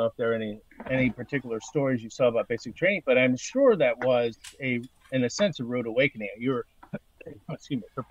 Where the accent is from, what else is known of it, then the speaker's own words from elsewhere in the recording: Baltimore, Maryland, United States; I grew up in the Baltimore area